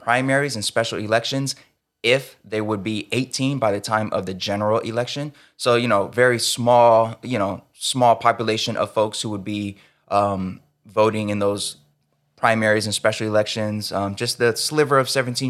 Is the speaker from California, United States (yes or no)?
yes; California, United States; as a Californian